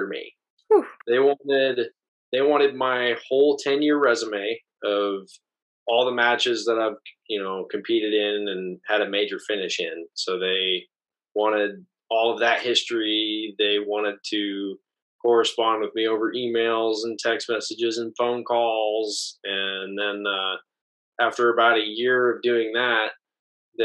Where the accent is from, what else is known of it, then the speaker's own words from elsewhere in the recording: Kennewick, Washington, United States; moved away as an adult; This was Southeast Washington. So Kennewick, Washington is about 2 hours south of Spokane.